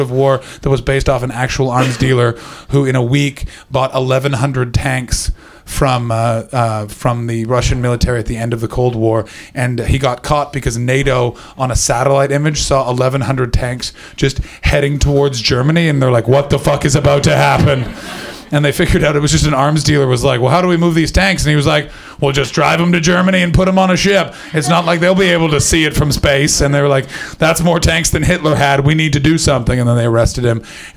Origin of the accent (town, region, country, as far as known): Canada